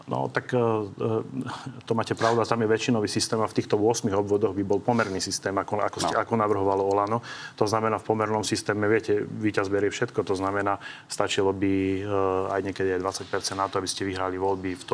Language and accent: Slovak; Žilina Region, Slovakia; Ja, ja som zo Žilinského kraja